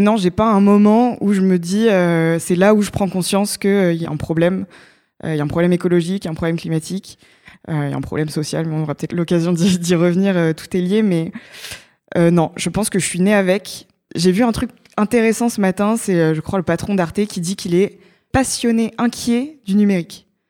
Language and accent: French; Évreux, Normandy, France; moved away as an adult; also born or lived in Grenoble; now in Paris, France; j'ai fait tout mon lycée et, et, toute mon enfance en Normandie, à Évreux